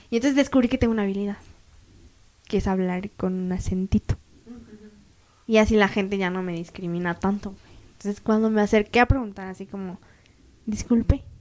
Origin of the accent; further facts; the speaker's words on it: State of Mexico, Mexico; yo soy del Estado de México. Uh, el bellísimo